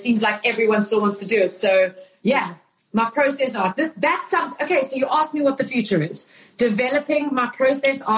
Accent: South Africa; moved away; growing up in South Africa. I was living in South Africa

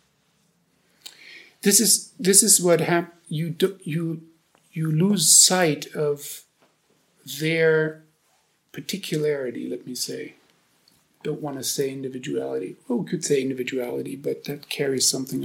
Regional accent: Germany; English is a second language; moved away as an adult; now in United States; I've lived almost as long in the U.S. now as I've lived in Germany

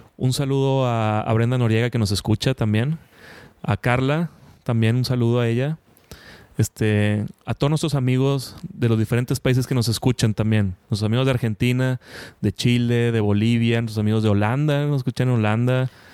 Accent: Monterrey, Nuevo León, Mexico; Yo que soy aquí de Monterrey

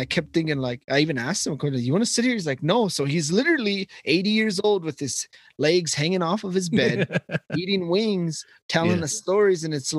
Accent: Sheridan, Wyoming, United States; I was born in Sheridan.

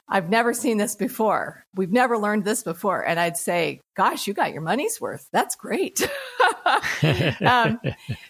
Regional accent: United States; as an American

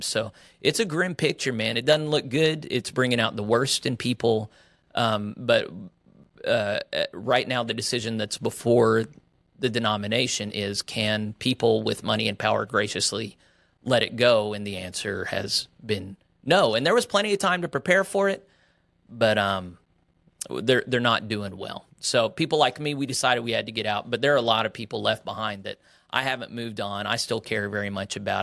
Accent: Oklahoma, United States; also born or lived in West Texas; My parents were United Methodist clergy in the West Texas Annual Conference, and then, uh, we moved to Oklahoma whenever I was young

